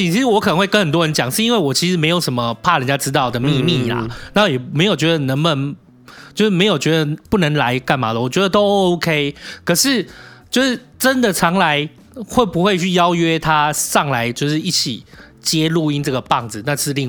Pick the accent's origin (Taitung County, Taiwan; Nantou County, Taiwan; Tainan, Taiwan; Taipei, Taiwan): Taipei, Taiwan; 哦，所以那时候你觉得我是台北人的礼貌？